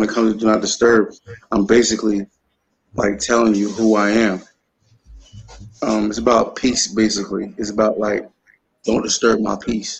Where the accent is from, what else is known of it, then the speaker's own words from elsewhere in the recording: Camden, New Jersey, United States; I'm from Camden, New Jersey. You feel me? I'm originally from North Camden. You know, 614 Elm Street, to be precise, where I grew up at. But, I also live 1499 Princess Avenue. Feel me, in Parkside, while I went to high school there.